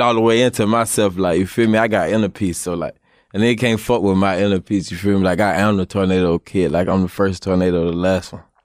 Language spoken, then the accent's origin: English; Jacksonville, Florida, United States; when I was young in Jacksonville